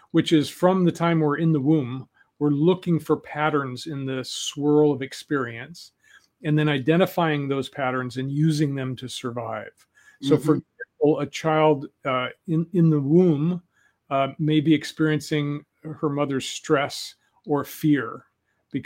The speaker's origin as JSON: {"language": "English", "town": "Denver", "region": "Colorado", "country": "United States", "tie": "born or raised there", "said": "I was a kid from Denver. I was an urban kid."}